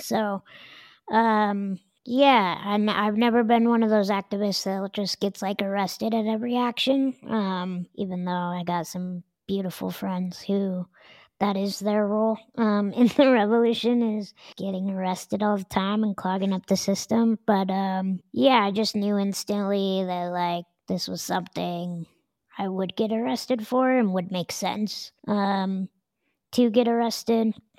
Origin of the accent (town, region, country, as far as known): Denver, Colorado, United States; born or raised there